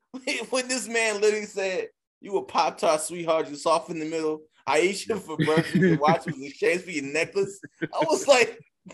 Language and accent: English; New York, United States; I'm from New York.